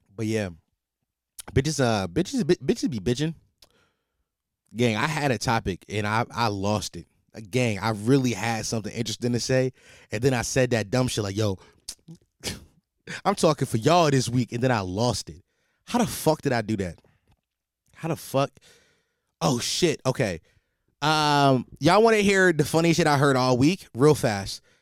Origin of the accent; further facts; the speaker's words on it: Philadelphia, Pennsylvania, United States; as a Philadelphian